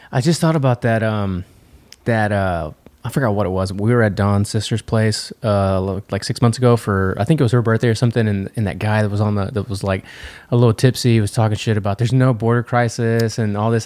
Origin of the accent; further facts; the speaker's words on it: United States; I'm American